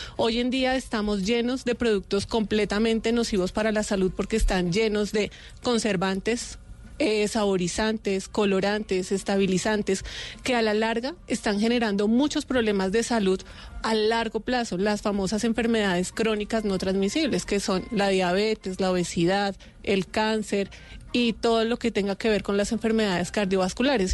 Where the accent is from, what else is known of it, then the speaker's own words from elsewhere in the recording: Colombia; como pueblo colombiano